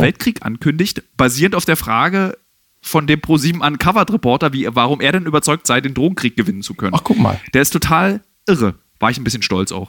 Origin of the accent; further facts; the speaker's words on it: Berlin, Germany; als Berliner